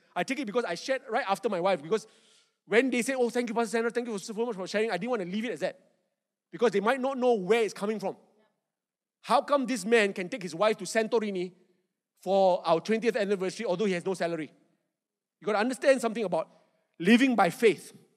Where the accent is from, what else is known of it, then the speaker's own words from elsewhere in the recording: Malaysia; I'm not Australian. Malaysian